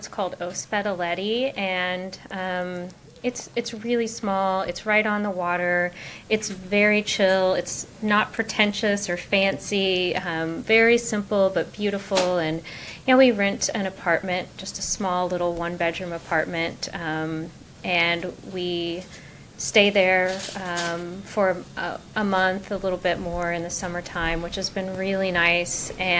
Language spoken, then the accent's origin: English; Springfield, Missouri, United States; moved away as an adult; also born or lived in Hollister, Missouri; now in New York City, United States; So I grew up in Springfield, Missouri. My mom lived in Springfield and my dad actually lived in Hollister. So I went back and forth, but I went to school in Springfield. I went to Mark Twain and Jared and Parkview